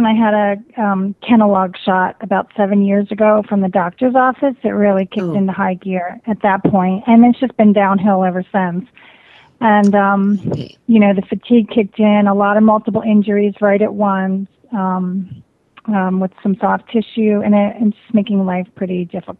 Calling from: Phoenix, Arizona, United States; I'm calling from Phoenix, Arizona.

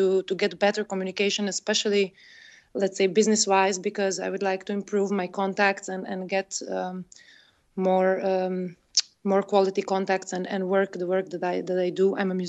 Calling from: Brussels, Brussels-Capital Region, Belgium; I'm calling from Brussels

